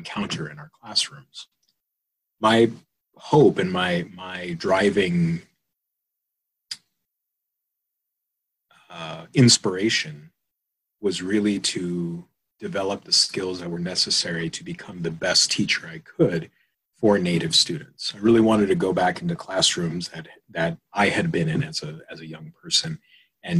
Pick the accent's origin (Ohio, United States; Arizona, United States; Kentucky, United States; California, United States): Arizona, United States; Tucson; moved away as an adult; I am from Southern Arizona. I grew up in a small reservation just outside of Tucson city limits.